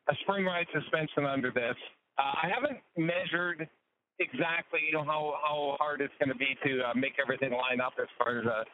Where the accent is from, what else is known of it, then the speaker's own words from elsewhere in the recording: Montana, United States; I am from Montana, but I'm in Washington.